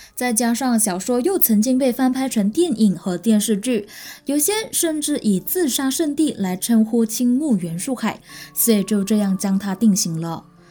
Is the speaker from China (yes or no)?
no; Malaysia; also born or lived in Taiwan; 我是来自马来西亚的